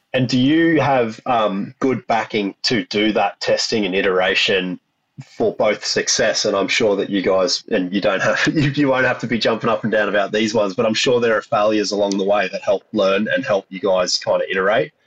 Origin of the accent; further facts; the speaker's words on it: Australia; being an Australian and growing up in in pubs and clubs in Australia